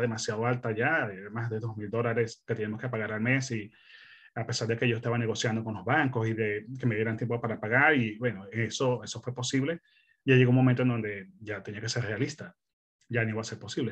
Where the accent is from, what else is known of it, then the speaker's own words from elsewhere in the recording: Venezuela; moved away as an adult; also born or lived in Melbourne, Australia; now in Perth, Australia; yo soy originalmente de Venezuela. Eh, mi esposa y yo somos venezolanos, eh, llegamos a Australia hace quince años